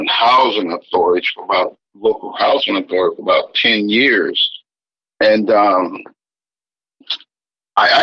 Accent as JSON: {"language": "English", "area": "right outside Tuskegee", "region": "Alabama", "country": "United States", "tie": "born or raised there", "said": "I grew up in Alabama, right outside Tuskegee, between Montgomery"}